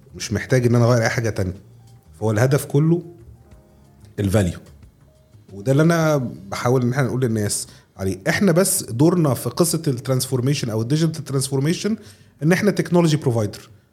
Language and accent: Arabic; Egypt; عندنا في مصر